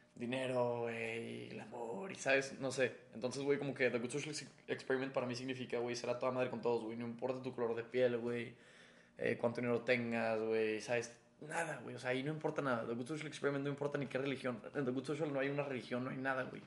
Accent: Mexico; somos mexicanos

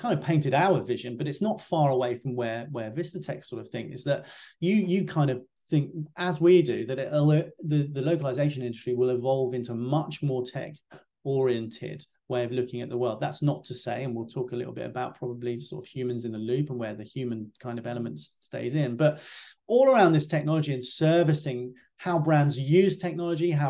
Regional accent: United Kingdom; as a UK guy

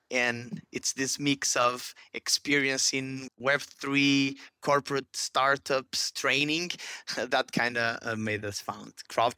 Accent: Porto, Norte, Portugal; born there; Well, in short, I was born in Porto, Portugal.

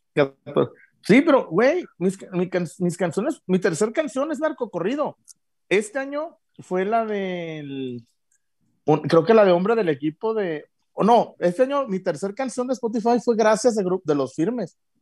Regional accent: Guadalajara, Jalisco, Mexico; yo soy de Guadalajara

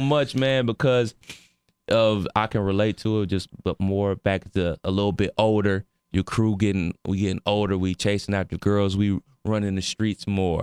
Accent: Cleveland, Ohio, United States; where I grew up in Cleveland

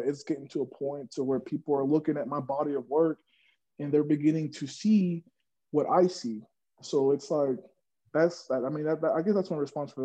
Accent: Odessa, Texas, United States; I'm from Odessa, Texas.

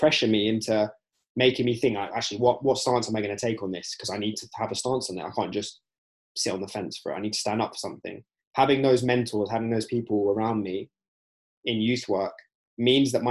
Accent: United Kingdom; being British Asian

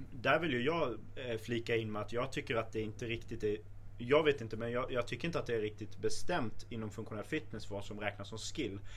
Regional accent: Sweden; Jag är, som svensk

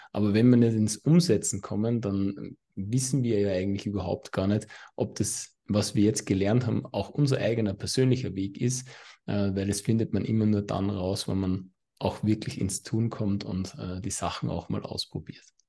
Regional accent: Austria; accent: Austrian; mein österreichischer Akzent

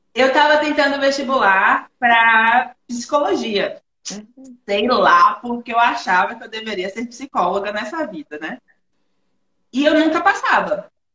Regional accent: Feira de Santana, Bahia, Brazil; moved away as an adult; also born or lived in Salvador; Eu sou natural da Bahia, Feira Santana, Bahia

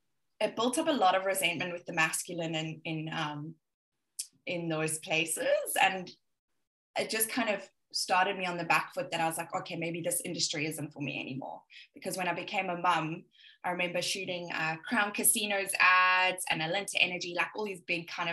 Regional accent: Johannesburg, Gauteng, South Africa; as you can hear, I most probably have a little bit of Australian twang here and there, but I'm South African and I'm originally from Johannesburg. My family are all there.

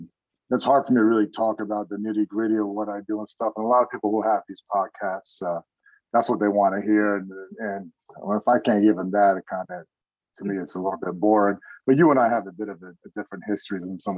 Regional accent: New Jersey, United States; now in California, United States; I grew up in Jersey, North Jersey, close to New York City. I wasn't born in this country, man. I came here when I was a year old

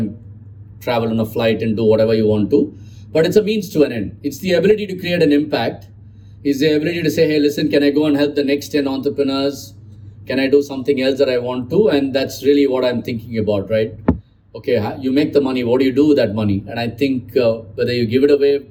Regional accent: Chennai, Tamil Nadu, India; I know it's called Chennai, but I grew up in Madras

